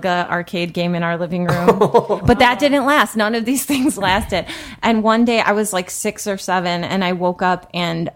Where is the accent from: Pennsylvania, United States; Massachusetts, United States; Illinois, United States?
Illinois, United States; Chicago suburbs; also born or lived in Tennessee; grew up in the Chicago suburbs primarily, and, we moved to Tennessee for 2 years